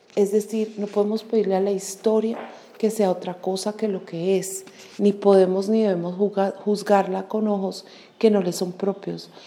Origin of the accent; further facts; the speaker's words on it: Colombia; como colombianos y colombianas